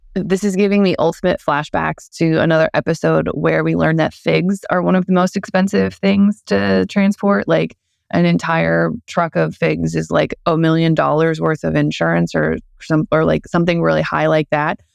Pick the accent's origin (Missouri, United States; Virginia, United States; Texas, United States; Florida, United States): Missouri, United States; St. Louis; growing up in Saint Louis